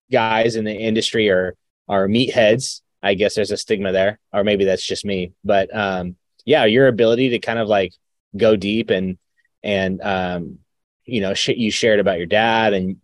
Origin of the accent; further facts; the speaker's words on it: Arizona, United States; also born or lived in Fresno, California; I grew up in Arizona. I was born in Fresno, grew up in Arizona